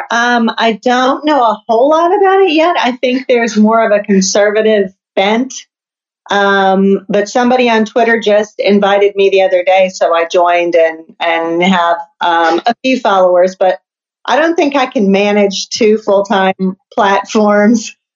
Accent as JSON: {"language": "English", "town": "Detroit", "region": "Michigan", "country": "United States", "moved": "yes", "lives_now": "US South", "said": "Detroit, Michigan originally. Oh, okay. So I'm a Yankee, uh, okay. Uh, but I, know I'm in the South now"}